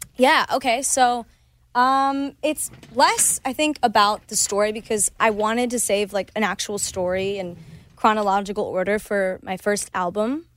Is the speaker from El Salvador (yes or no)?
no; Cleveland, Ohio, United States; first language Spanish; English is a second language; moved away; Spanish is my first language, but I grew up in Cleveland where no one really speaks Spanish